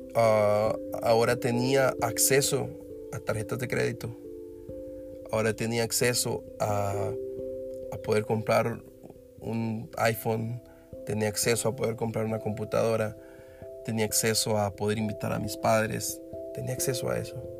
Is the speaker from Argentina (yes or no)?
no; Costa Rica; no soy un limpiazo como decimos en Costa Rica